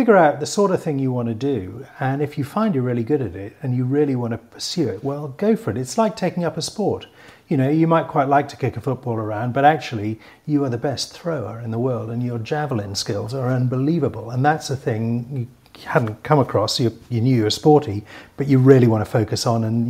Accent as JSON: {"language": "English", "town": "Newcastle upon Tyne", "region": "North East England", "country": "United Kingdom", "tie": "born or raised there", "said": "I grew up in Newcastle in the 1970s and 80s"}